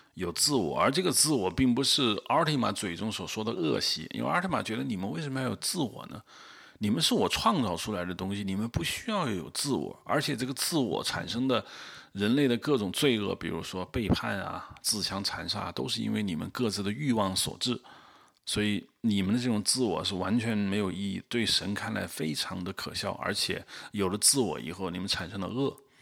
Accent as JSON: {"language": "Chinese", "country": "China", "said": "我们中国人"}